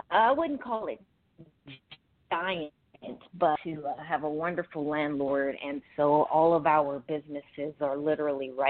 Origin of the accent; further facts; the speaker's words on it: Los Angeles, California, United States; Born and raised in Los Angeles, California.